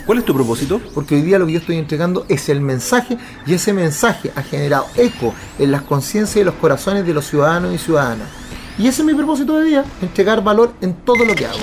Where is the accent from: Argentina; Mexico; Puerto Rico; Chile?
Chile; Santiago, Santiago Metropolitan Region; nos vinimos a mi amada comuna de Recoleta